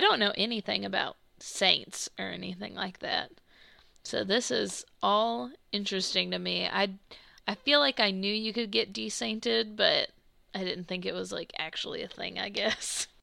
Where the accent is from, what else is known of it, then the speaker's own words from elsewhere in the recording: United States; I grew up like in the South slash the Midwest